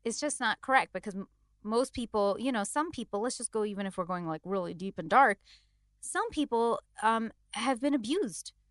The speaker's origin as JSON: {"language": "English", "country": "India", "said": "as an Indian"}